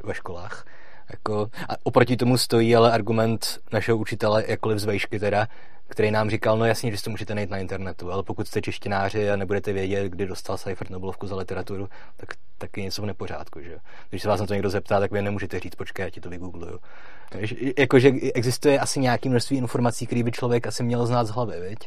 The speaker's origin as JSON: {"language": "Czech", "town": "Litomyšl", "region": "Pardubice Region", "country": "Czechia", "said": "já pocházím z Letomišle"}